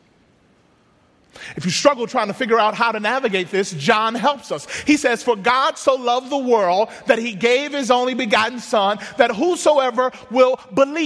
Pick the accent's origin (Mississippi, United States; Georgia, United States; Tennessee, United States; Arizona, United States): Mississippi, United States; moved away; Growing up in Mississippi, my grandfather was a pastor.